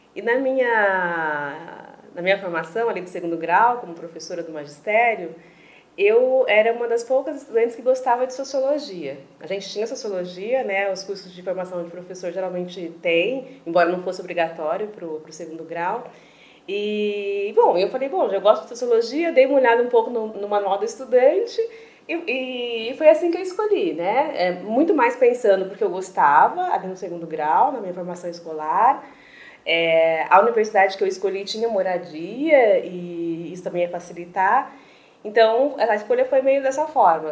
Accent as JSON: {"language": "Portuguese", "town": "Presidente Venceslau", "region": "São Paulo", "country": "Brazil", "tie": "born or raised there", "also_born_or_lived": "Chapecó, Santa Catarina", "moved": "as an adult", "said": "na cidade onde eu nasci, que é Presidente Venceslau, no interior de São Paulo"}